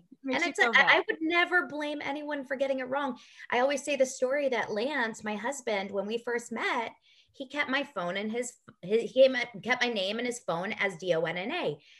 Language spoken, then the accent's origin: English; Los Angeles, California, United States; my parents are Israeli, so they were born in Israel, but I was born in Los Angeles at Cedar Sinai.